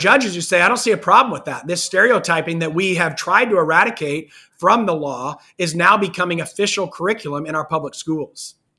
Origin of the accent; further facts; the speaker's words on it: Kansas, United States; I'm from, I'm from Kansas